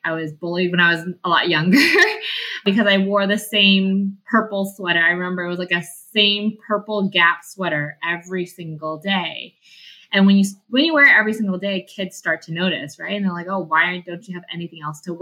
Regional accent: Vancouver, British Columbia, Canada; also born or lived in Calgary; I grew up in Vancouver. I grew up in the Vancouver East Side.

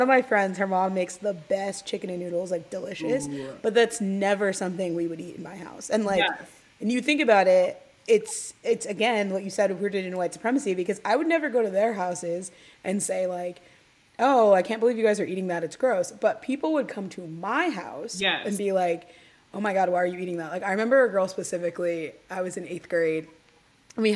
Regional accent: Indianapolis and Dayton, Ohio, Midwest, United States; also born or lived in Tennessee; I was born in Tennessee, but I was raised in Indianapolis and Dayton, Ohio

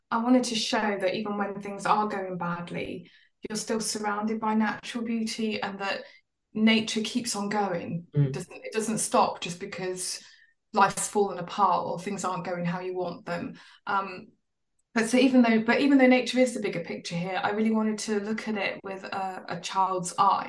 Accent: London, United Kingdom; now in Somerset, United Kingdom; I moved personally. I moved from London. Well, I'd moved all over the place, but I started off in London and I moved to rural Somerset.

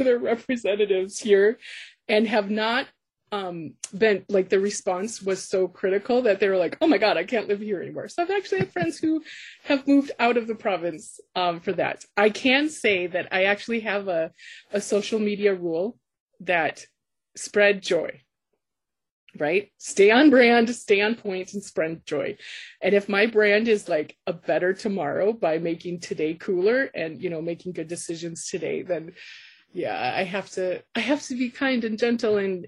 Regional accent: American Midwest, United States; also born or lived in Canada; now in Alberta, Canada; I actually was born and raised in the States, in the American Midwest, and have lived in a lot of places in Canada.

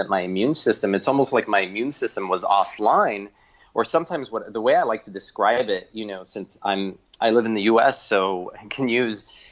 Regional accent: Miami, Florida, United States; moved away as an adult; also born or lived in Ithaca, New York; now in New York City, United States; I grew up in Miami, Florida

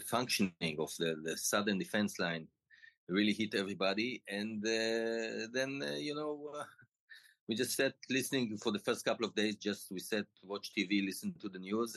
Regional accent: Tel Aviv District, Israel; I grew up in Israel and I always lived here.

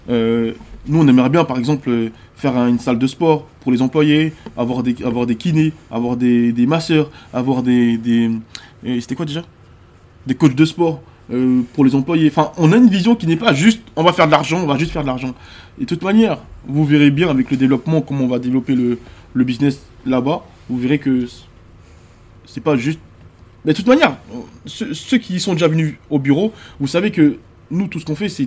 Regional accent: Côte d’Ivoire; moved away; Parce que moi j'ai quitté la Côte d'Ivoire pendant la guerre. Et je suis jamais retourné depuis.

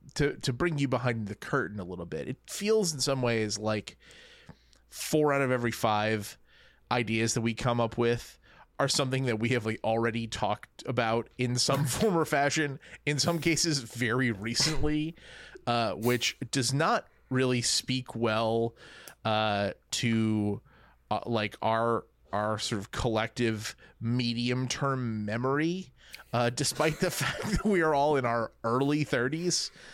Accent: New Orleans, Louisiana, United States; my hometown of New Orleans

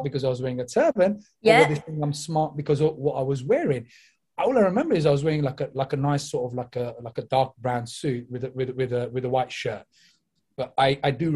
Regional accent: London, United Kingdom; moved away as an adult; now in Slough, United Kingdom; I'm originally from East London, all right? But I came here back in 2006 purely because my career just brought me this side

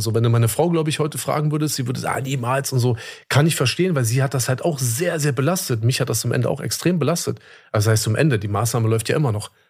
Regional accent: Germany; bei uns in Deutschland

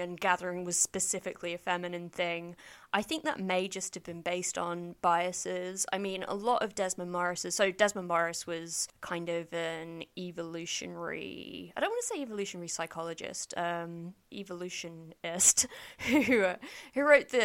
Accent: Ireland; I'm Irish

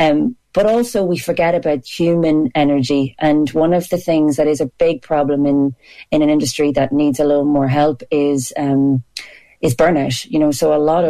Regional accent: Ireland; we're so proud to be Irish and I'm really proud to be Irish

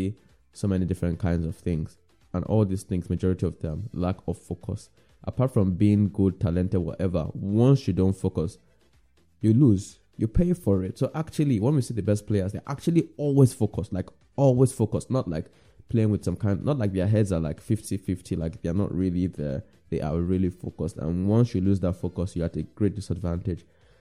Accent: Nigeria; I'm Nigerian

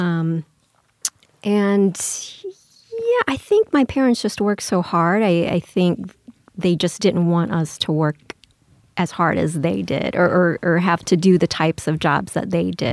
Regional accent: New Orleans, Louisiana, United States; I grew up in Louisiana, mostly in New Orleans

